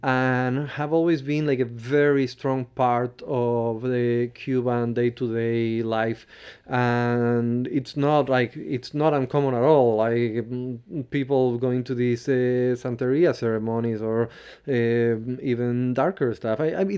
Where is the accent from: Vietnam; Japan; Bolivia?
Bolivia; I grew up in Bolivia because my parents, they were diplomats and they were there, and my mom's Bolivian